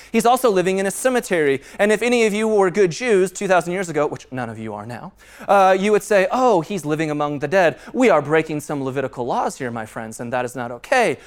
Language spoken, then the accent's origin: English; Castle Pines, Colorado, United States; I grew up in Castle Pines